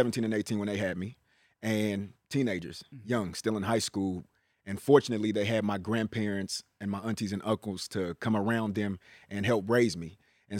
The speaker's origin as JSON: {"language": "English", "town": "Richmond", "region": "California", "country": "United States", "said": "So although I'm from Richmond, I am the Bay."}